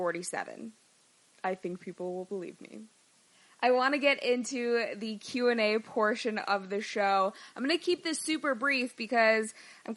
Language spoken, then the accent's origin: English; Chicago, Illinois, United States; moved away; I grew up in Chicago, spent the majority of my life there